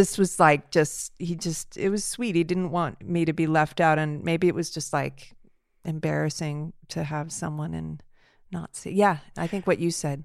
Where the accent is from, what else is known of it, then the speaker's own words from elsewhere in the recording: Los Angeles, California, United States; I grew up near Beechwood up in the Hollywood Hills, in the foothills of Hollywood Hills